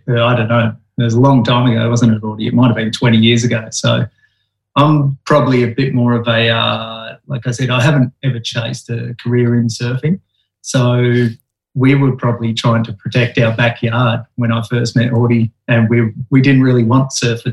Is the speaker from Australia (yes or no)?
yes; Esperance, Western Australia, Australia; where I was brought up was down in Esperance, right down on the south coast, just before the Great Aussie Bight